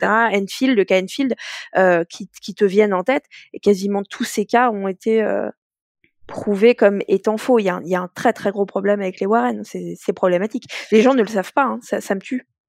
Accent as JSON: {"language": "French", "country": "France", "said": "nous, en tant que Français, Françaises"}